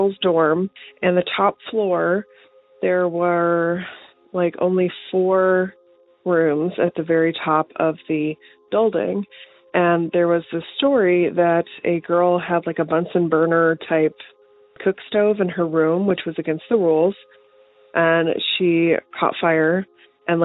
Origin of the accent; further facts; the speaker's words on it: Alabama, United States; I grew up in Alabama